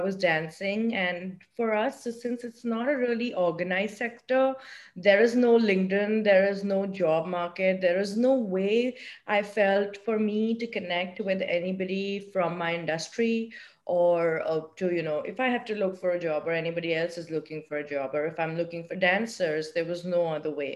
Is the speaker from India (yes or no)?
yes; India; now in New York, United States; I'm from India